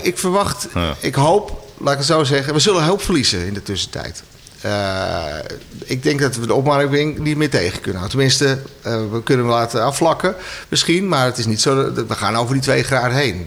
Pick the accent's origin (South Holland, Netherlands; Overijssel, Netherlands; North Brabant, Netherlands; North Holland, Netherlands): North Holland, Netherlands; Amsterdam; moved away as an adult; now in near Edam, Netherlands; ik ben geboren en getogen Amsterdammer. Dus ik ben echt een stadsjongen.